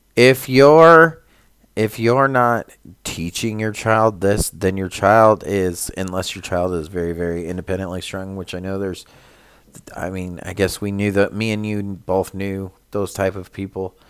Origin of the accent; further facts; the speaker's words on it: California, United States; we're from California